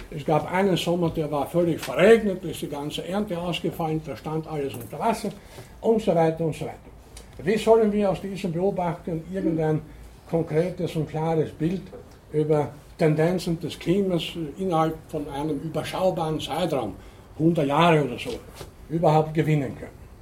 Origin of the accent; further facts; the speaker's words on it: Munich, Bavaria, Germany; Wo komme ich her? Ich komme aus München, wie ist das Wetter?